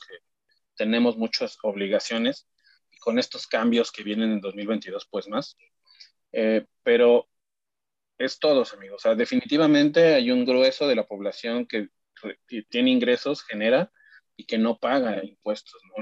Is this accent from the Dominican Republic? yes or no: no; Mexico; como mexicanos